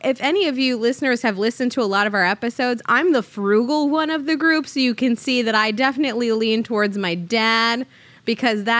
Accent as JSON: {"language": "English", "country": "Puerto Rico", "tie": "born or raised there", "said": "I could be the first baby born in Puerto Rico in that year"}